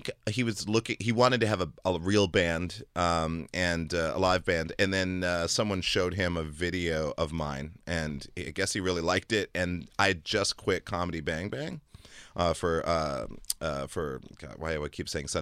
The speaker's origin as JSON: {"language": "English", "country": "Germany", "tie": "born or raised there", "moved": "yes", "said": "I was born in Germany."}